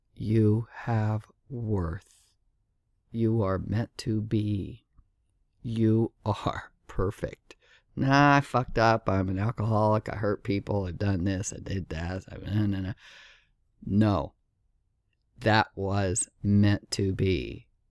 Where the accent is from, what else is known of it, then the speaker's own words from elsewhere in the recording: Southern California, United States; moved away as an adult; also born or lived in Laguna Beach, California; now in Miami, United States; I'm from California, Southern California, and lived in Laguna Beach on the beach